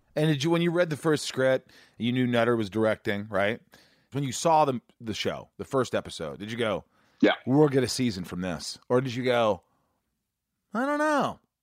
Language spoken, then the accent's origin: English; Indiana, United States; also born or lived in New York; I grew up in Indiana, I was born in New York, but I grew up in Indiana